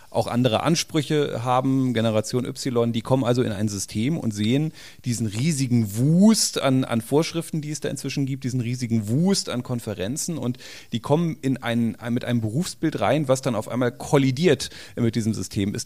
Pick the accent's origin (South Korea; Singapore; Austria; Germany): Germany; Berlin; Ich als Berliner bis sechste Klasse Grundschule, ne, jetzt sitze ich hier.